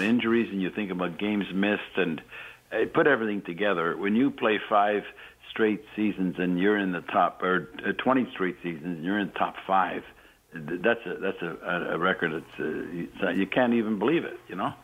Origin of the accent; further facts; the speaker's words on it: Montreal, Quebec, Canada; being a youngster growing up in Montreal